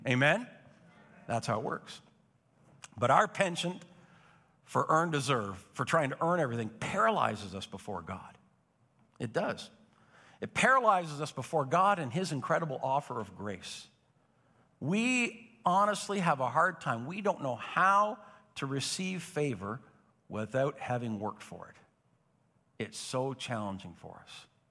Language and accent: English; Napanee, Ontario, Canada; born or raised there; now in Belleville, Canada